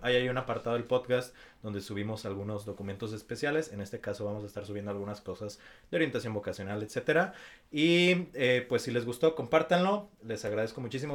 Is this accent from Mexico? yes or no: yes; Mexico